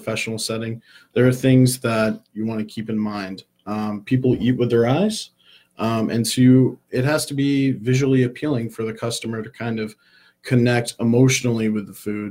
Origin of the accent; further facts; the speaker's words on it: Syracuse, New York, United States; I'm from Syracuse, New York, and I was coaching a Pop Warner football team, and the guy who sponsored the team owned a restaurant. And he offered to give me a job while I was finishing high school.